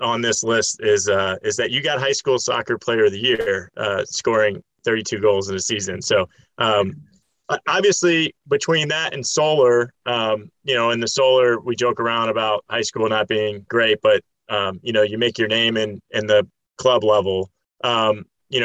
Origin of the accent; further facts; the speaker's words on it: West Windsor, New Jersey, United States; moved away; also born or lived in Austin, Texas / Florida; I grew up playing against in West Windsor.